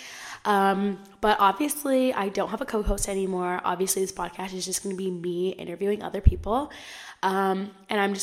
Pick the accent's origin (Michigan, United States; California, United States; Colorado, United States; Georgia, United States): California, United States; Southern; I am from Southern California.